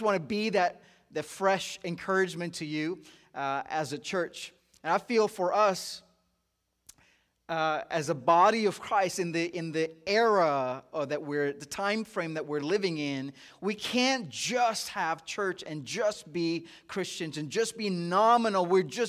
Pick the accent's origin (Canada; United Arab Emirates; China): United Arab Emirates; Dubai; moved away as an adult; also born or lived in India; now in United States; I'm originally from India, so I love seeing that being the nation that's really marked up for Dove. And I was born in India, but I grew up in the Middle East in Dubai.